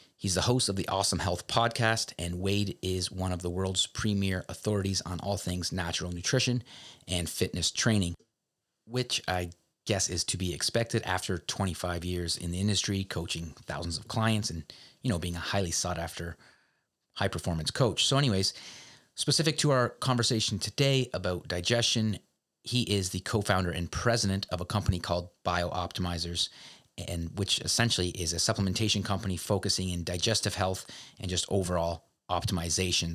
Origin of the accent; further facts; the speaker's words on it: Canada; I'm a Canadian